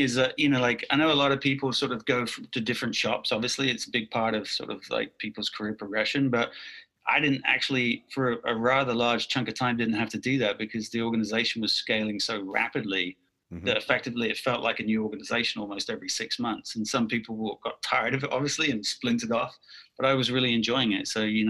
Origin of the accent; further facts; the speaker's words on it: United Kingdom; accent: mid-Atlantic; obviously by my accent, which is sort of mid-Atlantic at this point, some people think I'm Aussie or Kiwi or South African, but I'm actually from the UK.